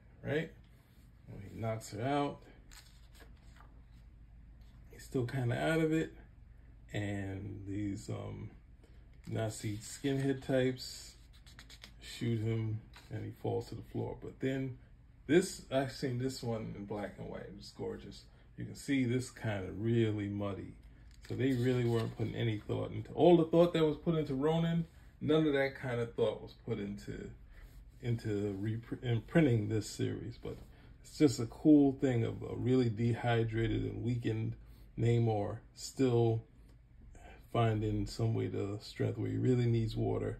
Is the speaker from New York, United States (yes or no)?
yes; New York City, New York, United States; growing up in Brooklyn